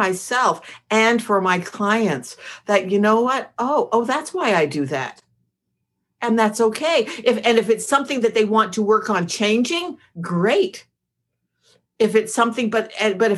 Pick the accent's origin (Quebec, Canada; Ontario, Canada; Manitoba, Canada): Quebec, Canada; Montreal; moved away; I'm from Montreal